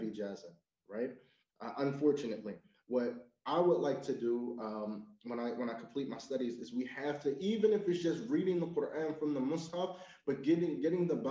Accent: United States; as an American

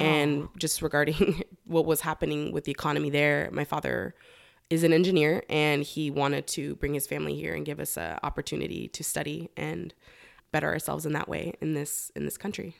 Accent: Los Angeles, California, United States; moved away as an adult; also born or lived in Humboldt County, California; I am originally from Los Angeles, born and raised in San Fernando Valley

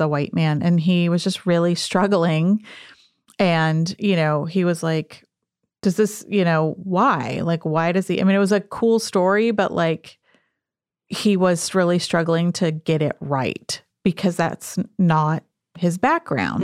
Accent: the Southwest, small town New Mexico, United States; I grew up in the Southwest

